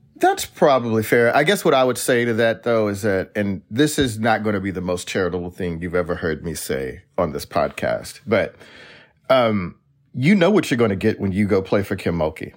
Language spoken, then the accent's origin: English; United States; as an American sports fan